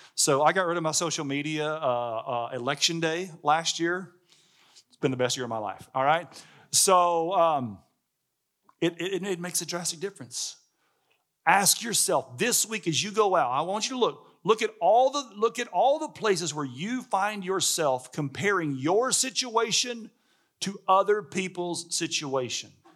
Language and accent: English; Alabama, United States; I'm from Alabama. Like, I grew up on, you know, fried chicken and hamburgers and barbecue